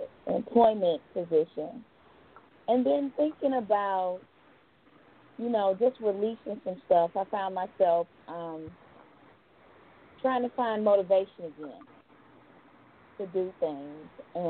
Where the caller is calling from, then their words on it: Georgia, United States; I'm calling from Georgia.